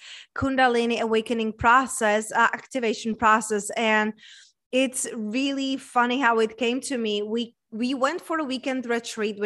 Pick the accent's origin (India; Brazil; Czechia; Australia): Czechia; also born or lived in United States; now in Tulum, Mexico; I was raised and born in Czech Republic